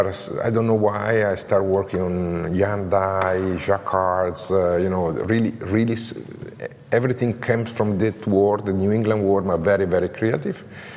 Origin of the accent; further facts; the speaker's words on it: Como, Lombardy, Italy; English is a second language; also born or lived in Grandate; Como, I born in Como. I live in Como. I grew up in Como. Como is really a super creative city, you know, in terms of textile